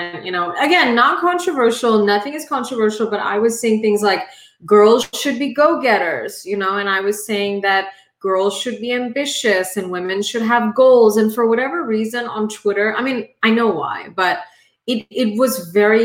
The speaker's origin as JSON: {"language": "English", "country": "India", "moved": "yes", "lives_now": "United States", "said": "I am an immigrant. I am Indian"}